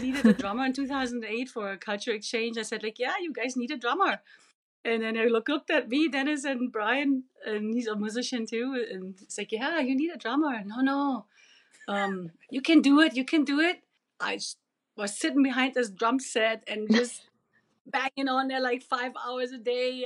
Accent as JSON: {"language": "English", "country": "Germany", "second_language": "English", "moved": "as an adult", "lives_now": "Yukon, Canada", "said": "I'm original from East Germany"}